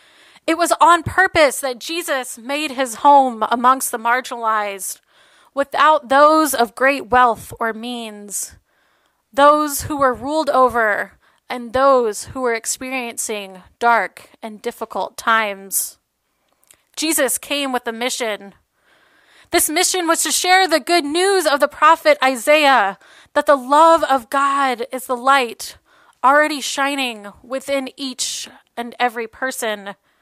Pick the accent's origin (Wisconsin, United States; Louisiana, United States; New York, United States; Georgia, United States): Louisiana, United States; New Orleans; 4 months after Hurricane Katrina made its mark on the Gulf South in my hometown of New Orleans, my mother was diagnosed with breast cancer.